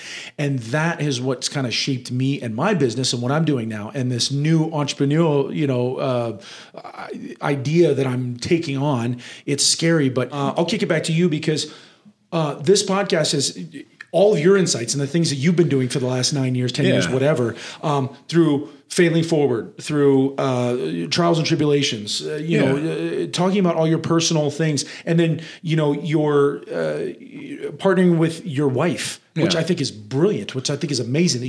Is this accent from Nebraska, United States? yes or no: yes; Nebraska, United States; moved away as an adult; also born or lived in New York; So I always tell everybody that I was raised in Nebraska, but I actually grew up in New York.